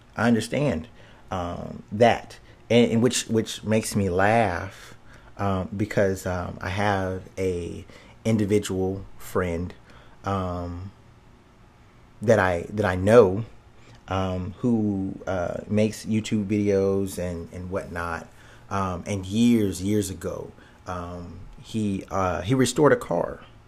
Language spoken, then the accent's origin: English; United States; we're Americans